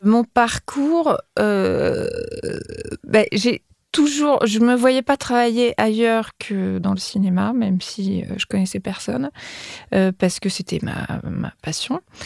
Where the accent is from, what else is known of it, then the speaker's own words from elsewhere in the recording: Paris, Île-de-France, France; J'ai grandi à Beaubourg